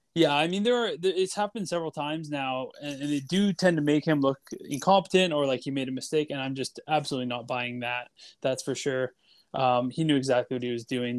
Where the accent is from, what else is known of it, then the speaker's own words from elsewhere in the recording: Canada; I'm just a Canadian Bitcoiner.